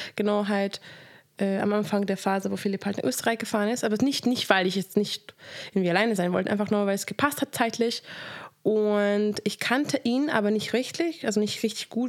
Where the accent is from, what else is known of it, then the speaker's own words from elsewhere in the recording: Hungary; moved away; Ich bin in Ungarn aufgewachsen